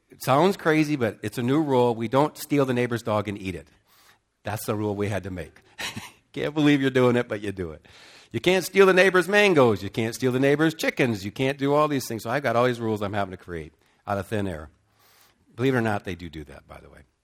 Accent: United States; moved away as an adult; also born or lived in Cambodia; especially as an American

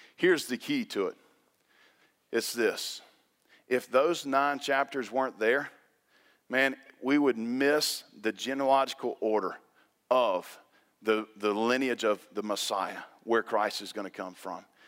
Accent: the South, United States; when you're born and raised in the South, You went to Tequila High School.

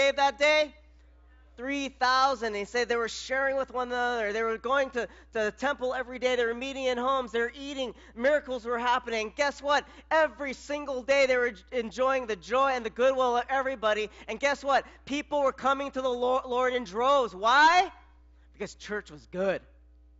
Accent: Philippines; I'm Filipino

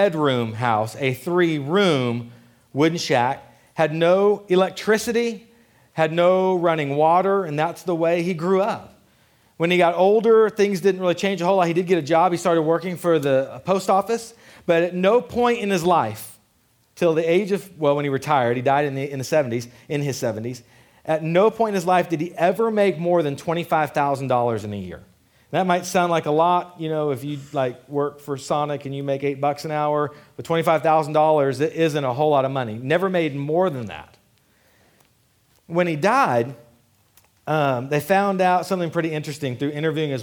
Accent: Killeen, Texas, United States; I grew up in Killeen. We say, "You get your hair did."

